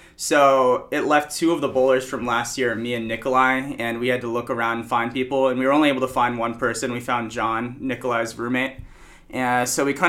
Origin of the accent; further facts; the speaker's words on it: Florida, United States; also born or lived in Chicago, Illinois; I'm actually from Florida